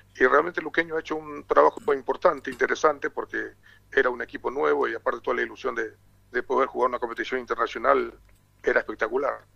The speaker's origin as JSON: {"language": "Spanish", "country": "Paraguay", "also_born_or_lived": "France / Argentina / Uruguay", "said": "por acá en mi país, en Paraguay"}